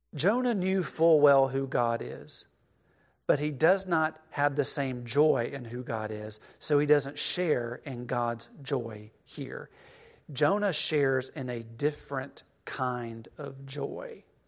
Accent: Cleveland, Mississippi, United States; moved away as an adult; growing up in Cleveland, Mississippi

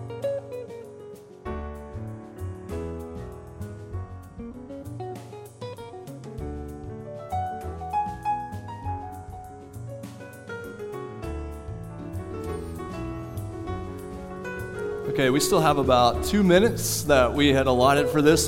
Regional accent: Southwest Oklahoma, United States; I was a little kid growing up in Southwest Oklahoma, small town

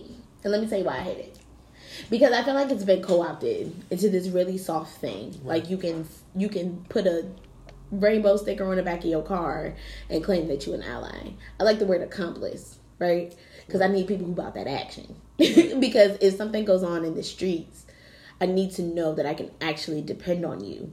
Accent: Philadelphia, Pennsylvania, United States; I grew up in West Philly

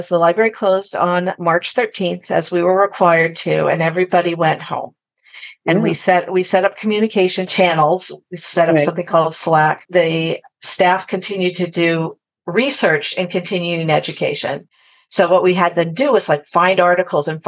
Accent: Sacramento, California, United States; moved away as an adult; also born or lived in Santa Barbara / Colorado / Boston; now in Shelter Island, United States; I grew up in California, Northern California, Sacramento

